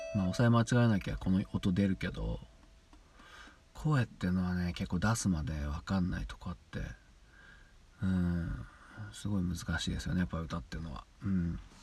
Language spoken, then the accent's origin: Japanese; central Niigata Prefecture, Japan; 僕あの新潟県の,、ね、あの真ん中ぐらいの、うん、ちょうど真ん中ぐらい のところの出身なんですけど出身でま在住